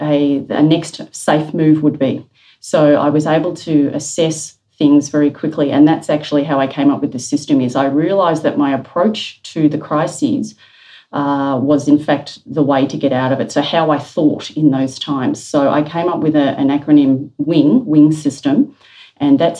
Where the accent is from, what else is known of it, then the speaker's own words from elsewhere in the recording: Melbourne, Victoria, Australia; As a young person growing up in Melbourne, I was living through bushfires quite regularly